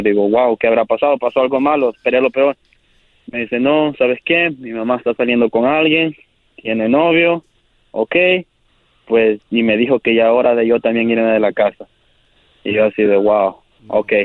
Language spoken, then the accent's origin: Spanish; El Salvador; yo soy del Salvador